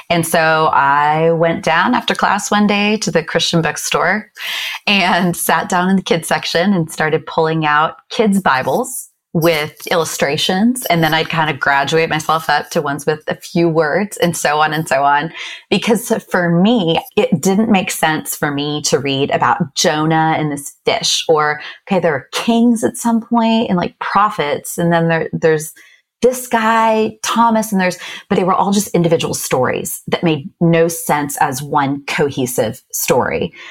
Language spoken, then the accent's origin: English; Japan; I grew up in Japan. And so I've always loved cherry blossom trees.